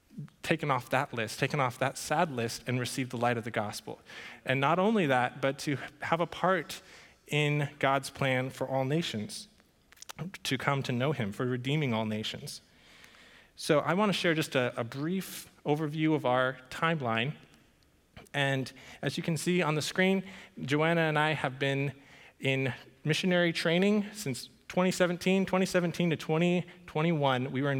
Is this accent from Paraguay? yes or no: yes; Paraguay; And that surprises some people, since I grew up in Paraguay, and that's a story in and of itself.